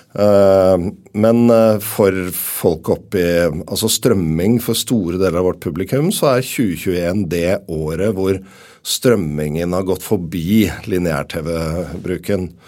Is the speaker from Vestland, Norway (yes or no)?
no; Oslo, Norway; Jeg er fra Groruddalen i Oslo